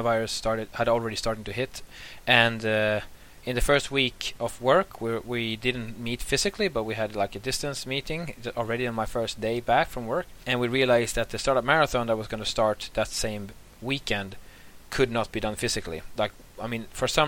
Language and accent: English; Sweden; also born or lived in Åland; now in Turku, Finland; I'm from Sweden originally, but I've lived in Finland for some time, and also lived in Ahvenanmaa, but I'm happy now living in Turku